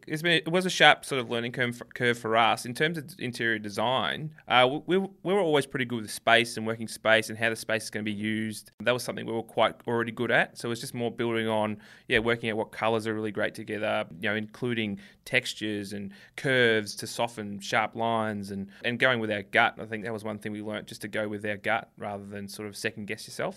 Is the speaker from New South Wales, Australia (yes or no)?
no; Melbourne, Victoria, Australia; we're from Melbourne